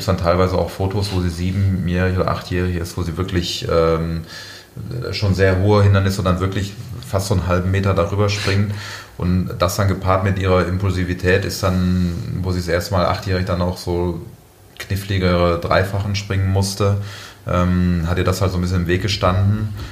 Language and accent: German; Aachen, North Rhine-Westphalia, Germany; moved away as an adult; now in Munich, Germany; ich bin ja auch in Aachen geboren, also bin auf dem elterlichen äh, landwirtschaftlichen Betrieb groß geworden.